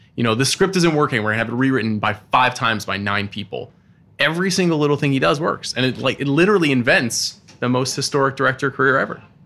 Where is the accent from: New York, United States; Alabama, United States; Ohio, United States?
New York, United States; Long Island; I grew up on Long Island